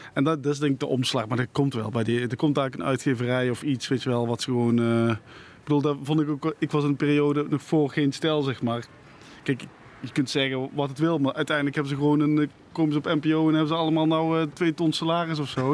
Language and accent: Dutch; Netherlands; accent: zachte G; ik praat met een zachte G